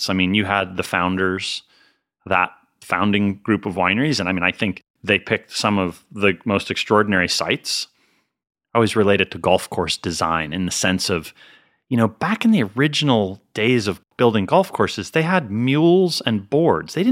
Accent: Northeast, United States; Uh, I mean, I grew up in the Northeast, so it's not super cold, but it's cold.

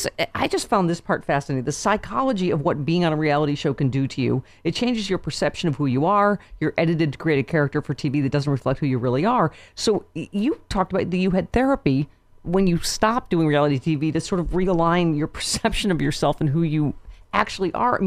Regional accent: Lockport, New York, United States; also born or lived in Rochester, New York; I'm from Lockport, New York

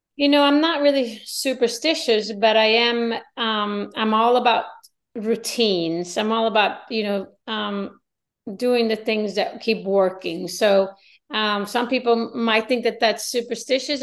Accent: Sweden; I live in a small town. I'm from Sweden.

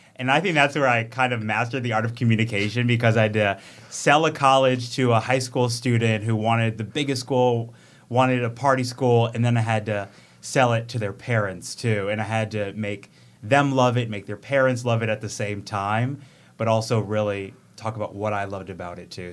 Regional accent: Oak Creek, Wisconsin, United States; also born or lived in Racine, Wisconsin / Charleston, South Carolina; It's my hometown. So I'm from Oak Creek, um, was born in Racine

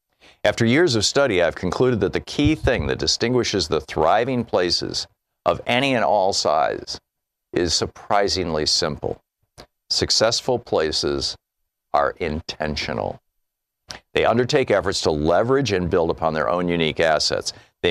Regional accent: Newark, New Jersey, United States; As a young boy growing up in New Jersey, I watched my hometown of Newark decline.

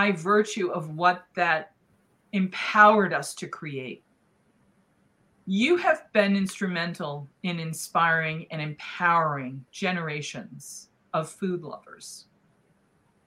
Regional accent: New England, United States; I grew up in New England, and I grew up with the bountiful seafood that it's known for

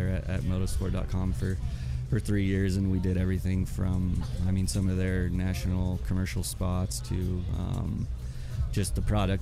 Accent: Boulder, Colorado, United States; moved away as an adult; also born or lived in Oklahoma / Oregon; I grew up in Boulder

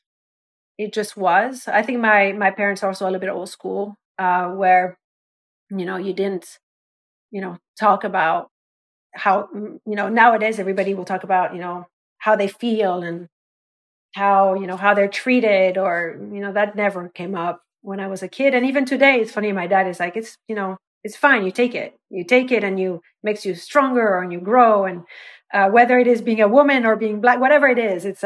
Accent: France; moved away; I was the French kid

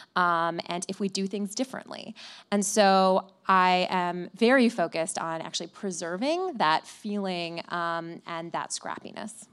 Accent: Flint, Michigan, United States; moved away; I, I grew up in Flint

